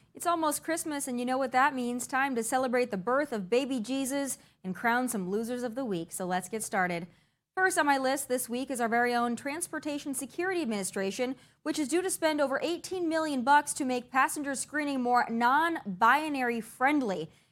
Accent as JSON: {"language": "English", "region": "South Dakota", "country": "United States", "said": "I'm from South Dakota"}